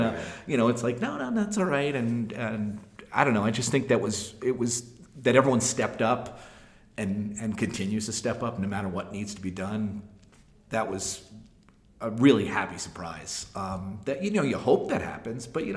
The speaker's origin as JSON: {"language": "English", "region": "outside of New York", "country": "United States", "tie": "born or raised there", "said": "I grew up outside of New York."}